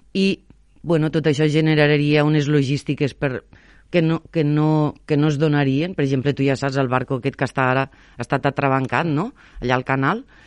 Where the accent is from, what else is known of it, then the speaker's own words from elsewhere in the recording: Sant Jaume d'Enveja, Catalonia, Spain; moved away; also born or lived in Valencia / Sant Feliu de Guíxols / Barcelona / Tarragona; em preguntaven que, que d'on era. Claro, jo, Sant Jaume d'Enveja